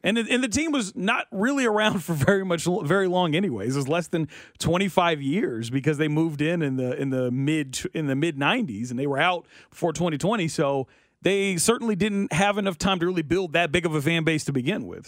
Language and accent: English; Kansas City, Missouri, United States; where I grew up in South K C